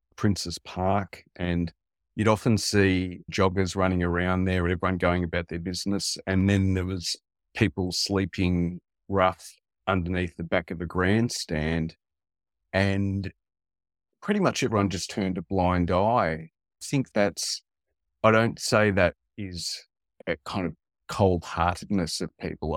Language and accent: English; Western Victoria, Australia; also born or lived in Italy; I, growing up in a small town in Australia, in Western Victoria, we were the only Italian family in town